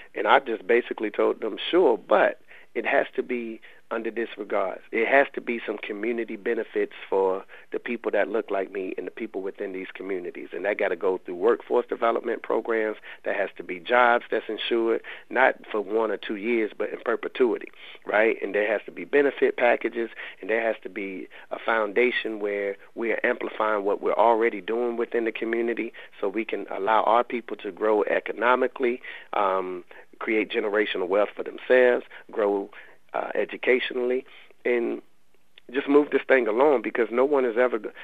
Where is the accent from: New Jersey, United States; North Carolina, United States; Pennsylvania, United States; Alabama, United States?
North Carolina, United States; Raleigh; they know I'm from the Lane Street Housing Projects in in Raleigh, and I lived um, over half my life in those projects